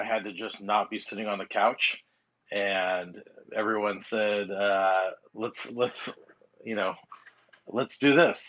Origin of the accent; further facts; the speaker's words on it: Long Beach, California, United States; Long Beach, California.